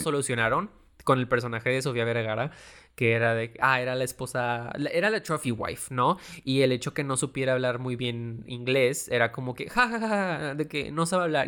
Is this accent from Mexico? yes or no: yes; Mexico; A mí sí me hizo sentir orgulloso de ser mexicano